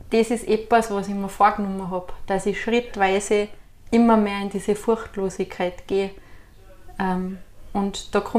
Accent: Styria, Austria; Dann sage ich, was ist das bei Steirer? Ist das Inker Wasser oder was? Dann sage ich, ganz einfach, wir sind furchtlos.

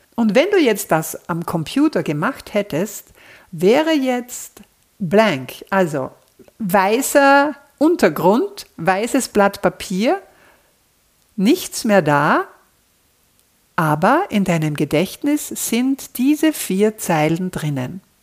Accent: Austria; hier bei uns in Österreich

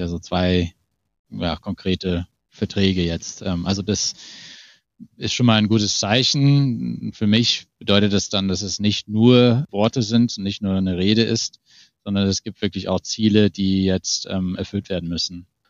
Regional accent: Hamilton, Ontario, Canada; German is a second language; moved away; ich komme, wie gesagt, aus Ontario. Da also auf die, aus die Ecke von, von Hamilton

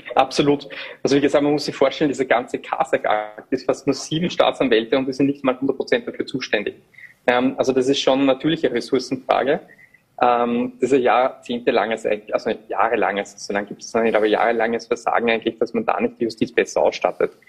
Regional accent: Upper Austria, Austria; als Oberösterreicher, ich bin ja auch vom Land

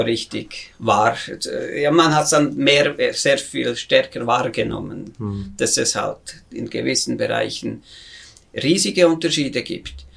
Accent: near Bern, Switzerland; moved away as an adult; ich bin natürlich aus sehr bürgerlichem Haus in, im Zentrum der Schweiz, in der Nähe von Bern, da bin ich aufgewachsen

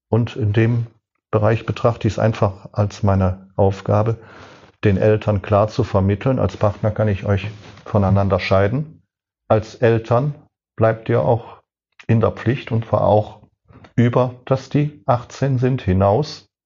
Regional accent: Cologne, North Rhine-Westphalia, Germany; now in Hohenstein-Ernstthal, Germany; Ich bin 1957 in Köln geboren. Eine typisch rheinisch-katholische Kindheit.

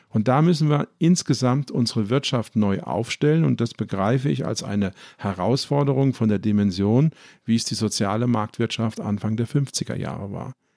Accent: Ludwigshafen, Rhineland-Palatinate, Germany; ich komme zum Beispiel aus Ludwigshafen, das ist die Stadt der BSF

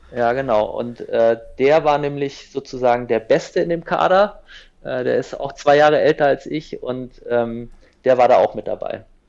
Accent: Kassel, Hesse, Germany; ich komme aus Nordhessen, aus Kassel

